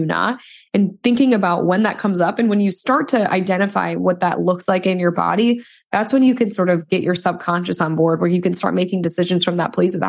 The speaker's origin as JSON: {"language": "English", "area": "suburb of Toledo", "region": "Michigan side", "country": "United States", "also_born_or_lived": "Columbus, Ohio", "moved": "as an adult", "lives_now": "Orange County, United States", "said": "I'm from the Midwest. I'm from Toledo, Ohio. From a suburb outside of it in Michigan"}